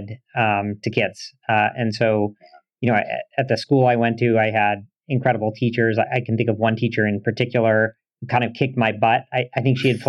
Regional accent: Portland, Maine, United States; I grew up in Portland, Maine, which is a great place to raise a family. It's actually where I live now

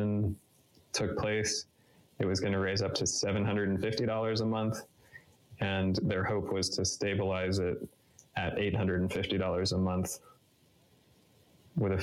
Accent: Boulder, Colorado, United States; also born or lived in Hawaii; I was born in Hawaii and grew up in Boulder

